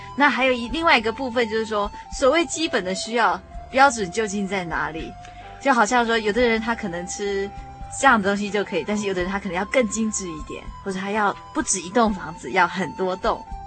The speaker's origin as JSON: {"language": "Chinese", "country": "Taiwan", "said": "以台湾来说，我们是宗国人"}